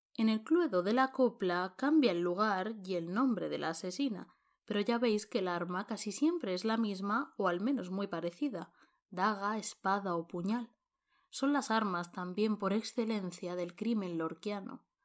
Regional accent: Montealegre del Castillo, Castilla-La Mancha, Spain; la misma advocación de la Virgen que es patrona de mi pueblo, de Montealegre del Castillo

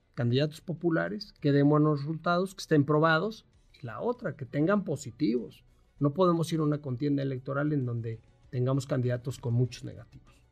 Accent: Mexico; todos somos mexicanos

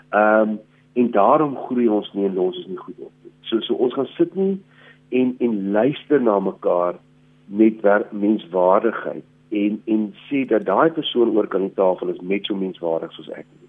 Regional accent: South Africa; as Suid-Afrikaners

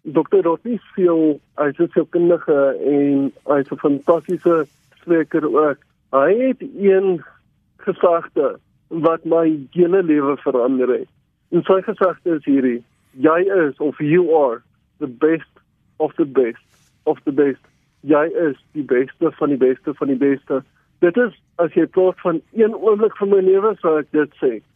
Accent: Overton, Gauteng, South Africa; Ek het gebore in Overton, uh, ek bly nog steeds hier al vir 27 jaar

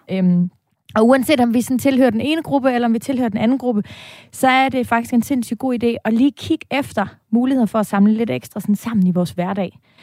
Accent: Denmark; moved away as an adult; now in Copenhagen, Denmark; Vi er jyder, bosat, ja. udstationeret i København

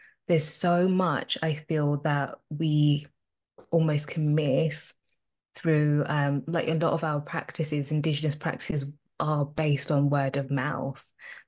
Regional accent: Zimbabwe; also born or lived in South Africa; I'm Zimbabwean and I'm South African. If you kind of do the maths, my parents were around during the apartheid regime. You know, they lived through the apartheid.

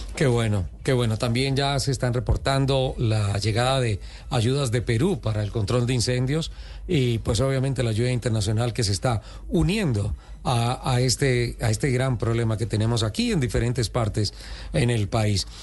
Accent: Santander, Colombia; mi tierra, Santander

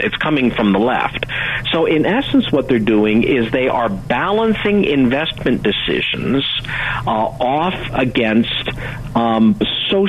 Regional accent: Pittsburgh, Pennsylvania, United States; I'm from Pittsburgh

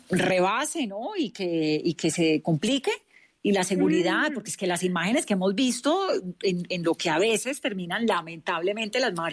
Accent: Nariño, Colombia; now in Bogotá, Colombia; de Nariño. Yo soy de Paz. De Nariño.

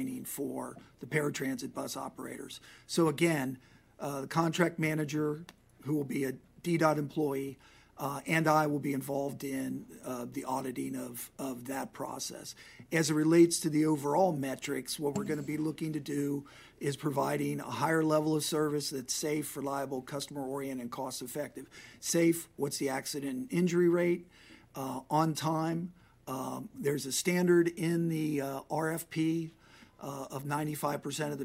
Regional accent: Cincinnati, Ohio, United States; moved away; My hometown is Cincinnati, Ohio

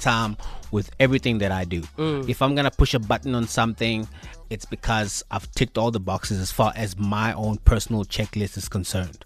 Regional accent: Mpumalanga, South Africa; moved away as an adult; now in Johannesburg, South Africa; I'm from Mpumalanga, like you mentioned, and I come from a small town

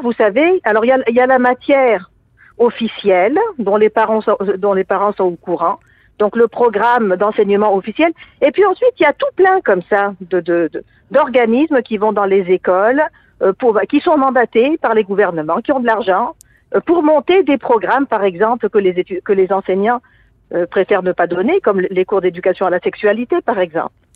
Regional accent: Tunisia; now in Quebec, Canada; je suis d'origine tunisienne

